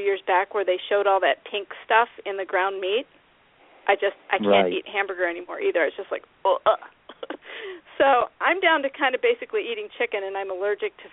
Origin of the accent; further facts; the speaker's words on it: Iowa, United States; When I was a kid, I was raised in Iowa